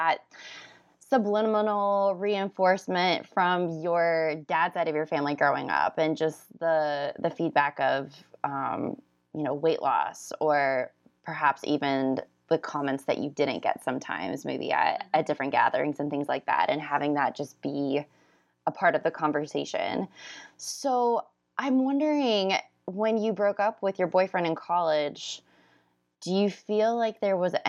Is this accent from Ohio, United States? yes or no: no; Orlando, Florida, United States; now in California, United States; I grew up in Orlando, Florida